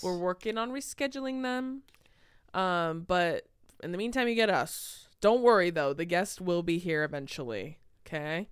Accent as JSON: {"language": "English", "region": "California", "country": "United States", "said": "we're from California"}